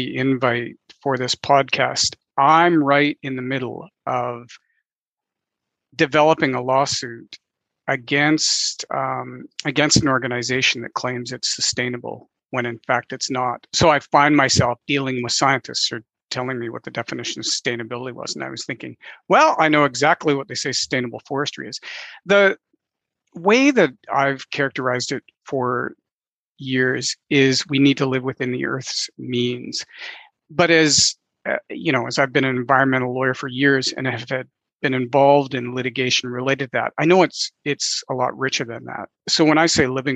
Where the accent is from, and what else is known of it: Southern Saskatchewan, Canada; born or raised there; also born or lived in Shaunavon / Aneroid / Elrose / Wawota